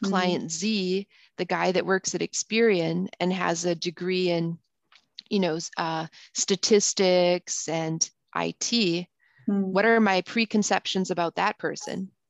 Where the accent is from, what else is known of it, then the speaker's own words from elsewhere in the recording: United States; I can say that because I'm actually American and I went to school, I went to high school in Europe and I went to college there. Mm. And then mm. I came back to the US, right?